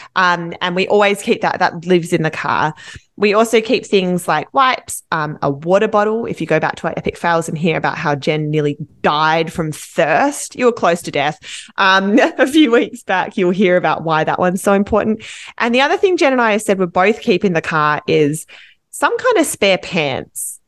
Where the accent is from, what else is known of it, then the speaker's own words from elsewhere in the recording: Australia; as an Australian